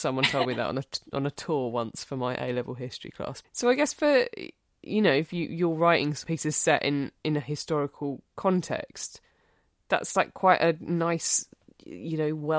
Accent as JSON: {"language": "English", "area": "Essex", "region": "East of England", "country": "United Kingdom", "said": "I'm enormously proud to be an Essex Girl."}